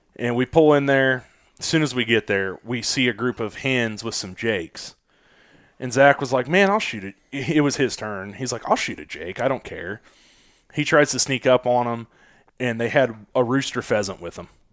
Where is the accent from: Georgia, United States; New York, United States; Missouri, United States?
Missouri, United States; Kansas City; Missouri, Kansas City area